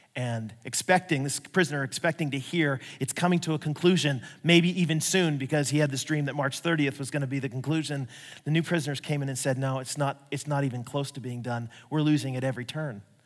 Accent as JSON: {"language": "English", "country": "United States", "said": "I'm acting like the typical American"}